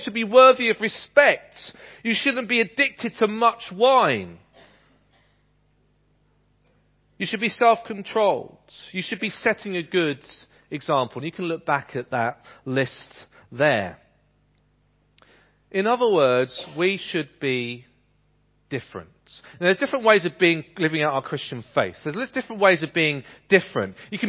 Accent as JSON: {"language": "English", "town": "Ipswich", "region": "East of England", "country": "United Kingdom", "tie": "born or raised there", "said": "There's a community like that in the town that I was growing up in Ipswich."}